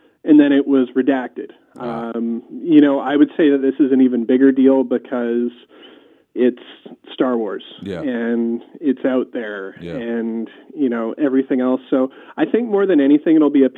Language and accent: English; Canada; I'm Canadian